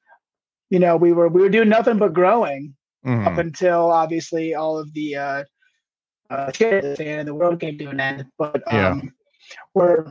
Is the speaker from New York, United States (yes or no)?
no; between Toledo and Bowling Green, northwest Ohio, United States; moved away as an adult; also born or lived in Marquette, Michigan / Cincinnati, Ohio / Ann Arbor, Michigan; now in Steamboat Springs, United States; I grew up just south of the Michigan border in Ohio, between Toledo and Bowling Green